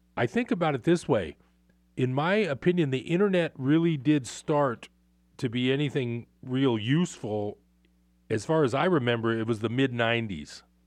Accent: Bay Area, California, United States; now in Northern California, United States; I grew up in the Bay Area.

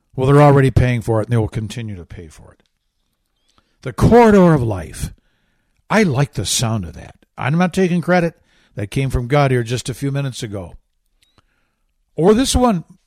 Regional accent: Michigan, United States; Michigan, which is my home state

